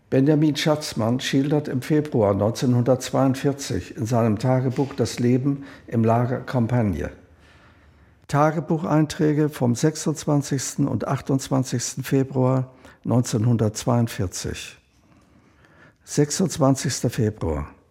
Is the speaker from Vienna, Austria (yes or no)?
yes; Vienna, Austria; 1936 geboren in Wien